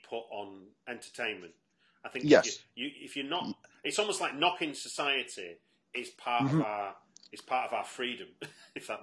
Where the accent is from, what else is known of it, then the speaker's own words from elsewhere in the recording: Manchester, North West England, United Kingdom; I'm from Manchester